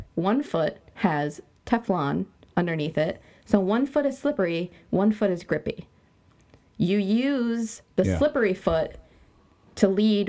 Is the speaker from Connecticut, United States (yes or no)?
no; Lake Placid, New York, United States; it's hard growing up in Lake Placid if you don't have any athletic ability because all these sports are thrown in your face